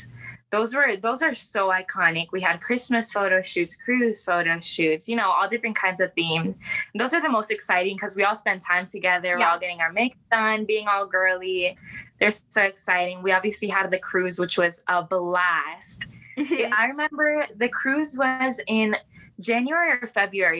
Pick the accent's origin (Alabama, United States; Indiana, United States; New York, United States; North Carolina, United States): Indiana, United States; Indianapolis; also born or lived in Venezuela; My family is from Venezuela, but I was born in Indianapolis